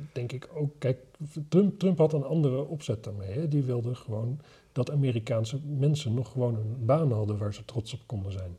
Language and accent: Dutch; Wapserveen, Drenthe, Netherlands; waar ik vandaan kom, Wapserveen